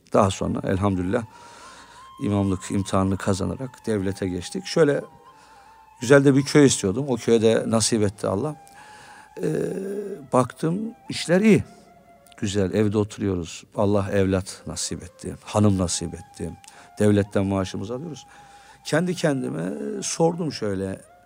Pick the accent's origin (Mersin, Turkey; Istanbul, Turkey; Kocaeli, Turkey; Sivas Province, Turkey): Istanbul, Turkey; Ben Suadiye'de büyüdüm, Bağdat Caddesi'nde.